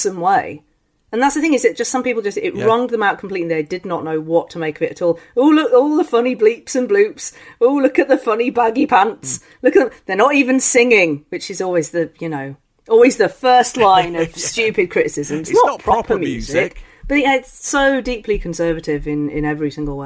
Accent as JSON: {"language": "English", "region": "London", "country": "United Kingdom", "tie": "born or raised there", "said": "I'm born in London"}